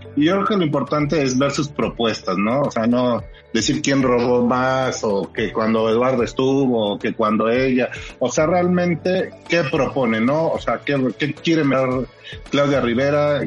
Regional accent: Puebla, Mexico; como poblano

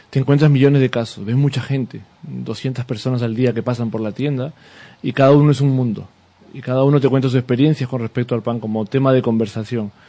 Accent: Peru; now in Seville, Spain; yo no soy de aquí, yo soy, soy peruano, cuando vine a, vivir aquí a, Sevilla

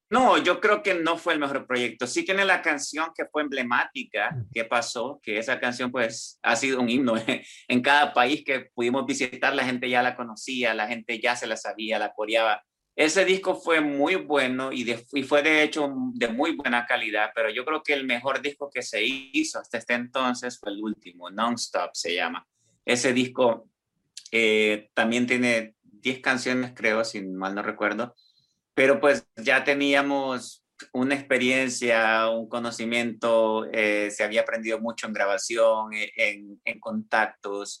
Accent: San Pedro Sula, Cortés, Honduras; now in Milan, Italy; mi niñez fue una niñez en San Pedro Sula, ¿verdad? En Honduras, de donde yo soy.

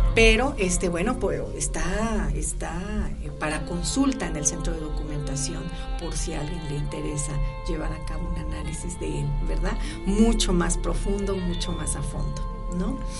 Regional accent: Cosolapa, Oaxaca, Mexico; mi pueblo, Yo soy de Cozolapa, Oaxaca

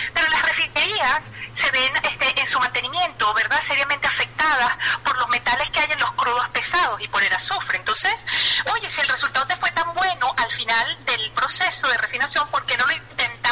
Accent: Venezuela; moved away as an adult; como buena madre ciudadana venezolana

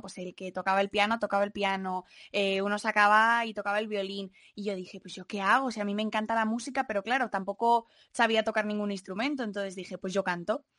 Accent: Madrid, Community of Madrid, Spain; soy de aquí de Madrid y tengo 21 años

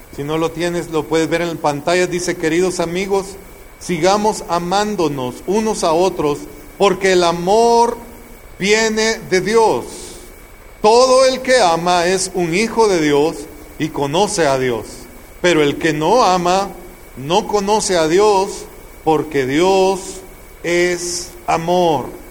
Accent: El Salvador; moved away; En el tiempo que estaba la guerra e-, en mi tierra, en El Salvador, una bala perdida pasó al lado de mi cabeza

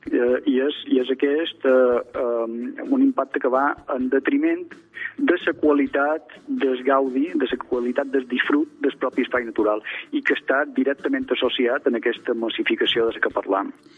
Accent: Mallorca, Balearic Islands, Spain; com a mallorquí

